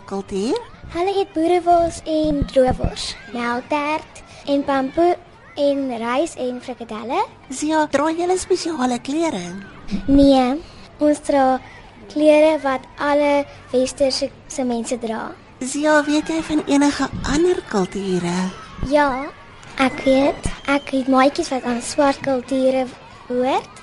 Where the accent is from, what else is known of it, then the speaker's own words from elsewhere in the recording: South Africa; Ek is 'n Afrikaanse Suid-Afrikaner.